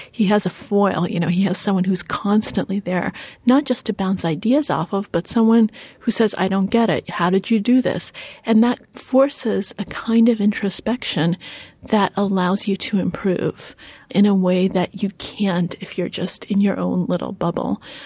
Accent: United States; English is a second language; we came to the United States when I was four years old and I didn't speak a word of English.

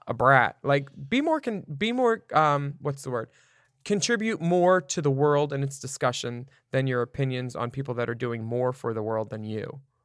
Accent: Florida, United States; I grew up with wildfires in Florida

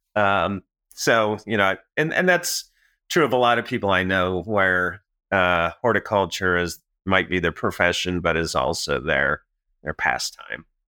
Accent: Manhattan, Illinois, United States; moved away; I'm from Manhattan

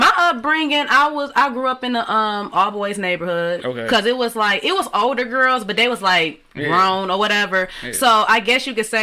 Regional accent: Southfield, Michigan, United States; I was born in Michigan, of course, but my family, they moved around

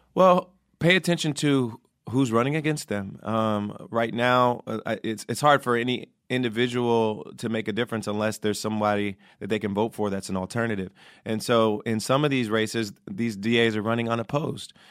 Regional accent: Ohio, United States; also born or lived in New York; now in Los Angeles, United States; I used to vote in New York, and I'm from Ohio originally

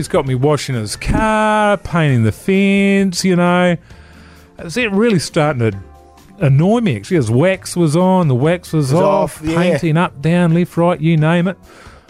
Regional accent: New Zealand; Yeah, because of me, yeah, you know, being a New Zealander.

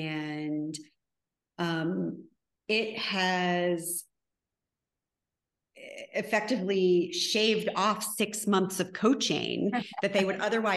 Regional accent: Connecticut, United States; moved away

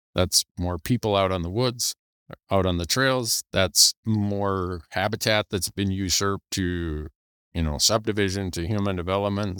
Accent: Montana, United States; my home state of Montana

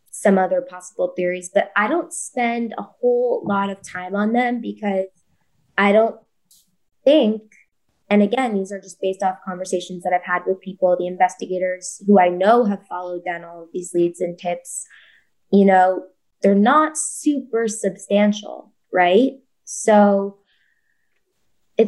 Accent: New York City, New York, United States; growing up in New York City, I know the school that I attended, you know, made us take self-defense classes in fourth grade, sixth grade, and eighth grade

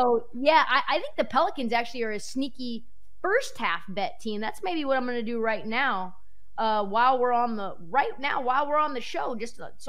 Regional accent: Portland, Oregon, United States; Portland, my hometown

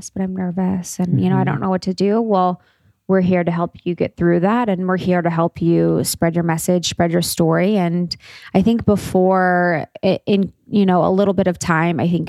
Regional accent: Ohio, United States; I'm from Ohio

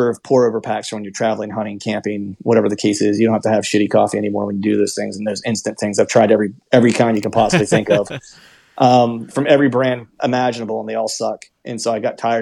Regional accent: Pennsylvania, United States; moved away as an adult; also born or lived in Florida; I grew up in Pennsylvania, did a short stint in Florida for a while whenever I was doing the music stuff

